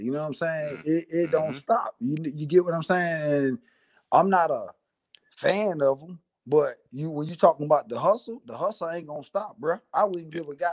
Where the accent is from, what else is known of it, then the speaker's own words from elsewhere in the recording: Columbia, South Carolina, United States; now in West Coast, United States; I'm from Columbia, South Carolina.